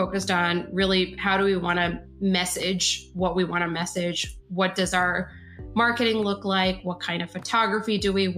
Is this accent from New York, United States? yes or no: yes; New York City, New York, United States; now in Washington, DC, United States; I grew up in New York City